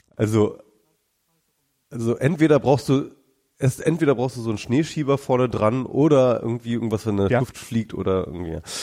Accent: Germany; now in Berlin, Germany; hier bei uns in Deutschland

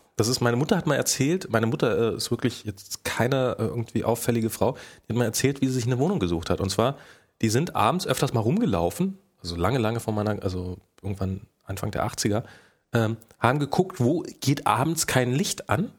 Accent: Rüdersdorf, Brandenburg, Germany; born or raised there; now in Berlin, Germany

